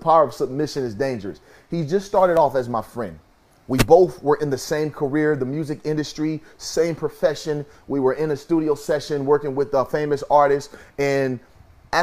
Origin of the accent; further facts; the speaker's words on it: Kansas City, United States; moved away; my hometown in Kansas City